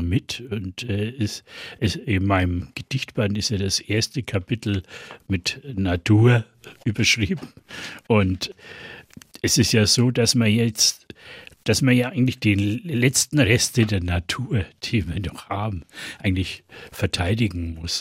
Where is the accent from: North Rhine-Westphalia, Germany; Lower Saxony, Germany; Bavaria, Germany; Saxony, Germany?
Bavaria, Germany; East Franconia; accent: East Franconian; mein Fränkisch, mein Ostfränkisch, um es philologisch korrekt zu bezeichnen, das ist ja sehr stark nordbayerisch geprägt